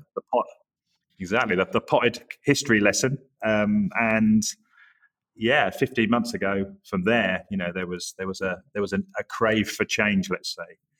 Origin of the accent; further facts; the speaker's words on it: Norwich, East of England, United Kingdom; also born or lived in Yorkshire / Leeds; now in New York City, United States; I'm originally from the Norwich area, but um, I feel like an adopted Yorkshireman because I lived there so long